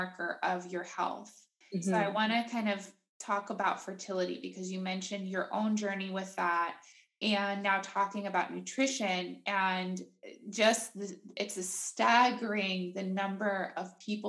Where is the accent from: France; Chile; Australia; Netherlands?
Netherlands; moved away; I grew up in Holland